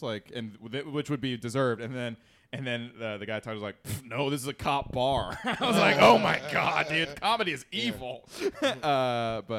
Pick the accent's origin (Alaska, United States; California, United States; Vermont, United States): California, United States; San Francisco Bay Area; moved away; I'm from the San Francisco Bay Area.